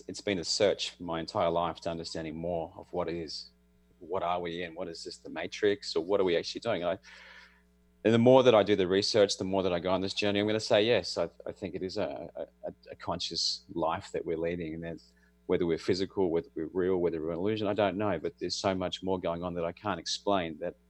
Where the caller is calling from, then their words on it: Australia; I'm in Australia, and it's Thursday morning for me.